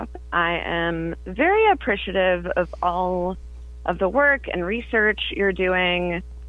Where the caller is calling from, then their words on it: Zanesville, Ohio, United States; I'm calling from Zanesville, Ohio.